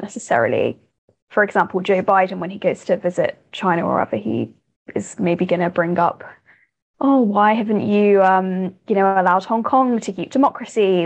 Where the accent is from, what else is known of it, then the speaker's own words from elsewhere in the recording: United Kingdom; I'm a British person